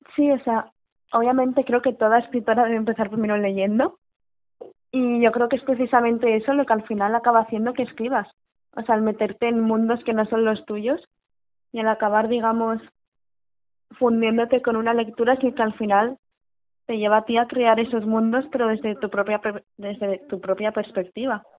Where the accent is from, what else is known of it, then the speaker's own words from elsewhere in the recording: Valencian Community, Spain; sé que vengo de padre vasco, madre valenciana, que yo soy valenciana de pura entrega